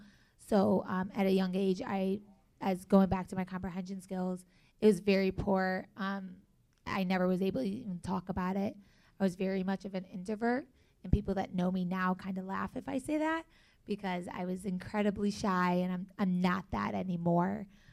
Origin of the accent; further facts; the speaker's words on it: Buffalo, New York, United States; also born or lived in North Carolina, United States / Palestine; now in Chicago, United States; Growing up, I was born here. I was born in Buffalo, New York. I kind of lived a little bit of everywhere. I went anywhere from North Carolina. I've lived back home in Palestine. I lived there for about 3 years.